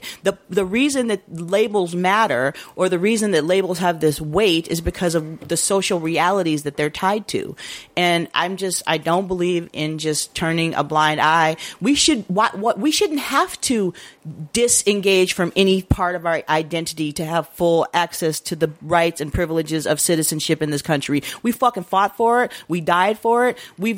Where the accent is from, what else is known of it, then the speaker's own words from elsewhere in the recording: United States; We are a mestizo people, you mm-hmm. know, in this country, and we are extremely American for the fact that by the way that most of us came here, we were forcibly torn apart from our African roots.